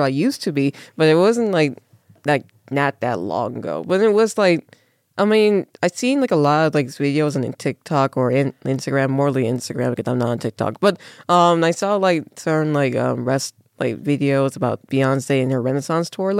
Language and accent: English; Las Vegas, Nevada, United States; Born and raised in Las Vegas.